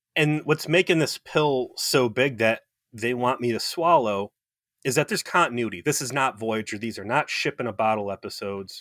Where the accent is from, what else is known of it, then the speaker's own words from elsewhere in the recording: South Euclid, Ohio, United States; right next to my hometown, um, 'cause I'm from South Euclid, Ohio